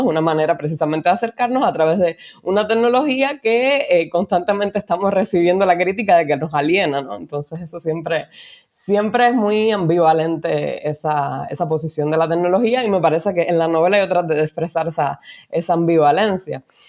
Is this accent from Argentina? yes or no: no; Cuba; moved away as an adult; now in Spain; soy una mujer cubana, inmigrante, vivo en España hace cuatro años